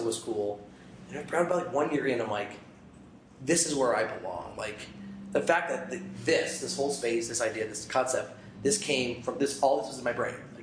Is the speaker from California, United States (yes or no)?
no; Albany, New York, United States; moved away as an adult; now in Portland, United States; I'm from Albany, New York